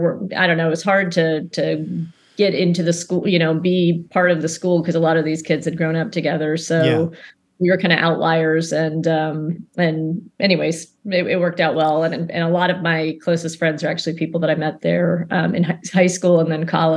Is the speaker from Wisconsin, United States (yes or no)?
no; Maryland, United States; born there; So I was born on Andrews Air Force Base.